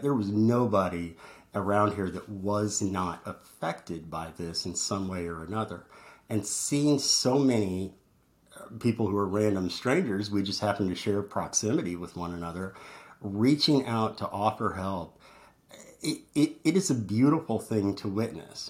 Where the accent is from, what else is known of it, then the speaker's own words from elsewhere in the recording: Midwest, United States; moved away as an adult; now in Orlando, United States; growing up in the Midwest